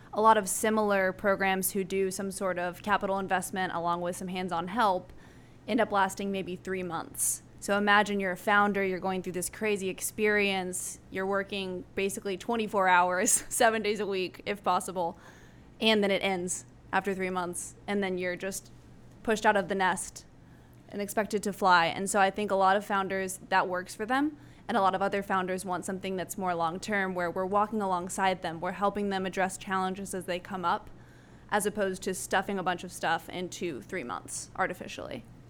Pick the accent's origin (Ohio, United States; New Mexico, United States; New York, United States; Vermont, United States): New Mexico, United States; Albuquerque; moved away as an adult; now in San Antonio, United States; I grew up in Albuquerque, New Mexico